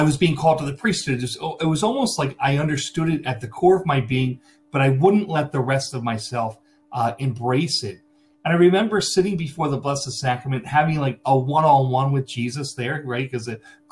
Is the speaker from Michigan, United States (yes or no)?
no; Glenolden, Pennsylvania, United States; I grew up in the St. George Parish in Glen Olden, in Delaware County, right outside of Philadelphia